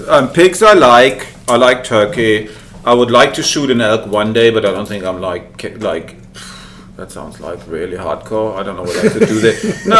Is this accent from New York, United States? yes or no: yes; New York City, New York, United States; I'm from New York City.